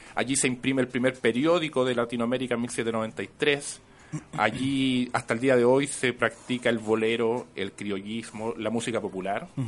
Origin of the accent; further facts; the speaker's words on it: Santiago, Santiago Metropolitan Region, Chile; yo soy de Quinta Normal también